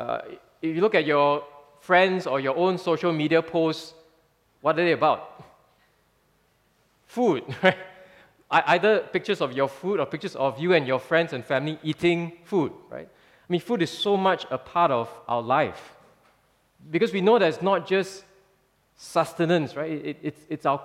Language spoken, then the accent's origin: English; Singapore; many of us have lived in Singapore for quite a while